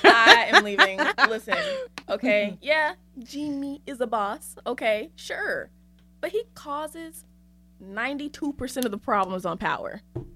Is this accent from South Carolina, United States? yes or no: yes; Winnsboro, South Carolina, United States; Yeah, I'm from Winsboro, South Carolina. The sticks. There is nothing there but black people and grass. So, yes. That's where I'm from.